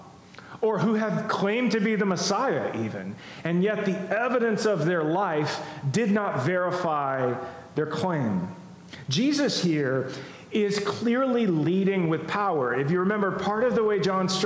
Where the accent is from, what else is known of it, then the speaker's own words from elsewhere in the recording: United States; as American Christians